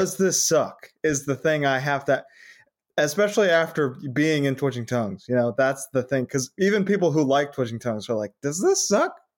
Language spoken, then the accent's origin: English; Connecticut, United States; now in California, United States; I'm from Connecticut, but I've lived in California longer.